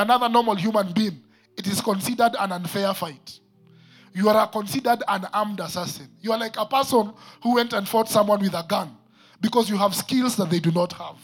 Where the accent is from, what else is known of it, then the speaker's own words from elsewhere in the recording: Nairobi, Kenya; I am one who grew up in Eastlands